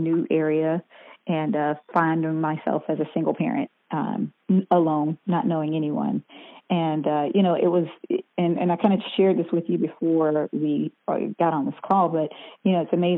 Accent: South Carolina, United States; moved away as an adult; also born or lived in Atlanta, Georgia; now in Orlando, United States; I grew up in South Carolina and I was always singing in the choir, you know, as a little girl

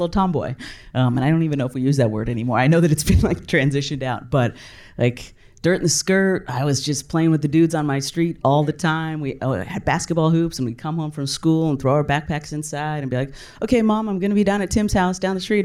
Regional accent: California, United States; I grew up in California

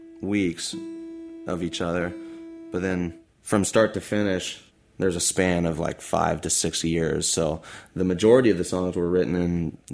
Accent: Muncie, Indiana, United States; I'm from Muncie

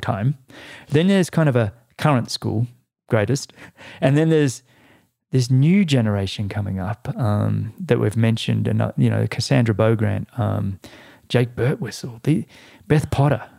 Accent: Australia; as an Australian

